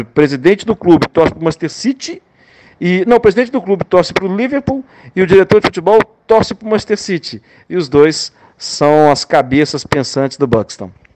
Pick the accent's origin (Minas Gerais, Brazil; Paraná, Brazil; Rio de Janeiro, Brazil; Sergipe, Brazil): Minas Gerais, Brazil; eu como mineiro